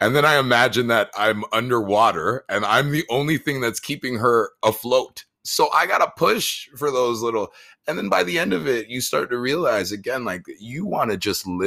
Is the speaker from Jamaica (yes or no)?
yes; Jamaica; I'm Jamaican